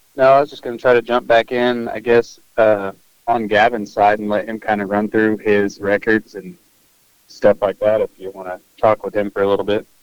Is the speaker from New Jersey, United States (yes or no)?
no; Northwest Arkansas, United States; we're from Northwest Arkansas